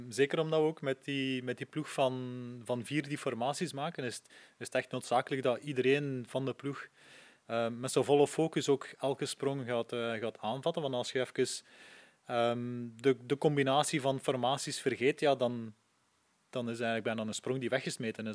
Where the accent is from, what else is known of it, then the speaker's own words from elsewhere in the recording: Poperinge, Flanders, Belgium; ik ben van Poperingen afkomstig